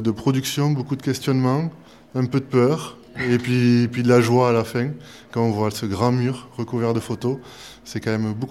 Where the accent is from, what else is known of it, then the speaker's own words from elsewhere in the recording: Toulouse, Occitania, France; je viens de Toulouse et j'enseigne à l'ETPA.